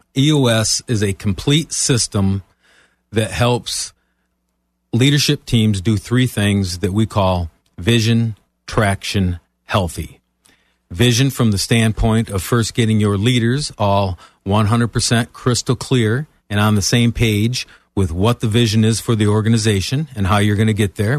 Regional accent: Michigan, United States; moved away as an adult; now in Florida, United States; I'm originally from Michigan

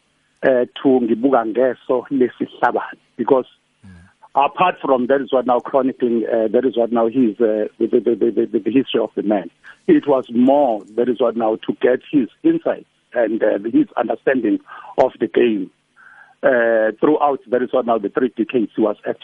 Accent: Claremont, KwaZulu-Natal, South Africa; as a young boy growing up in Claremont

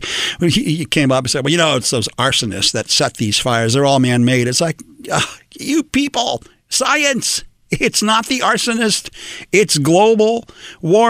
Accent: Los Angeles, California, United States; I am an old-fashioned Mexican-American in Los Angeles. I was born and raised here

